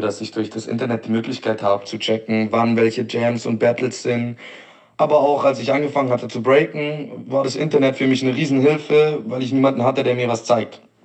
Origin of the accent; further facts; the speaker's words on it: Stuttgart, Baden-Württemberg, Germany; ich komme aus Stuttgart